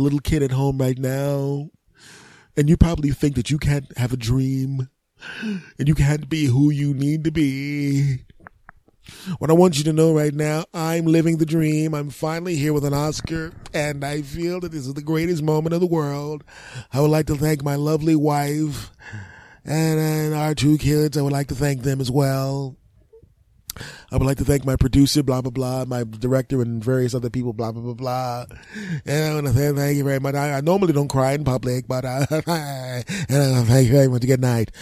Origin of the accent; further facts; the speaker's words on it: Philadelphia, Pennsylvania, United States; moved away; also born or lived in Los Angeles / New Jersey; growing up in Philadelphia back in the day, uh, before I moved to Lo-, Los Angeles, New Jersey